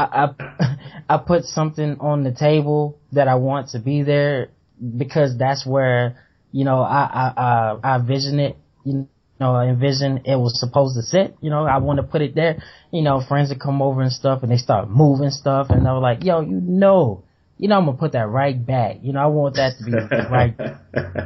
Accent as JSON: {"language": "English", "region": "the South", "country": "United States", "tie": "born or raised there", "said": "I was growing up in the South"}